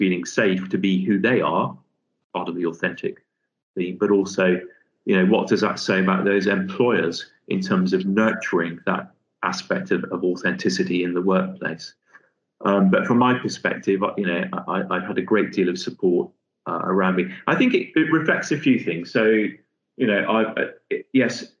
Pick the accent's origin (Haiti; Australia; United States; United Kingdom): United Kingdom; Liverpool, North West England; moved away as an adult; also born or lived in London; coming from a fairly modest working class family in Liverpool, hence you can tell by my accent, I'm sure.